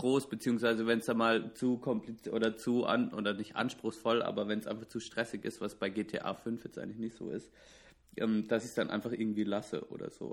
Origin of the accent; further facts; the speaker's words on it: Southern Germany, Germany; Ich komme ich komme aus dem Süden der Republik